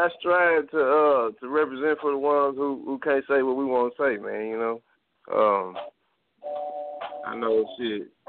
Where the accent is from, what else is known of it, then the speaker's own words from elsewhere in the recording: Jackson, Mississippi, United States; I'm from Jackson, Mississippi.